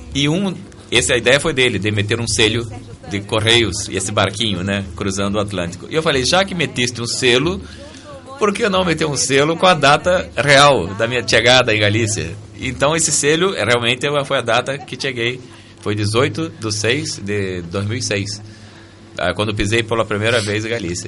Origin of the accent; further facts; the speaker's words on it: Niterói, Rio de Janeiro, Brazil; moved away as an adult; now in Santiago de Compostela, Spain; minha terra, em Niterói, é, onde vivi toda a minha, minha história musical.